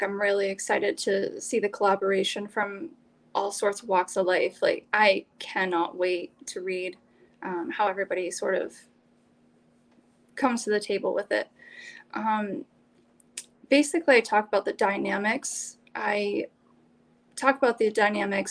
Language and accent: English; Maine, United States; also born or lived in Alaska; So I was born in Alaska and grew up first 5 years of my life with the Army and relocated to Maine when I was five and have lived here ever since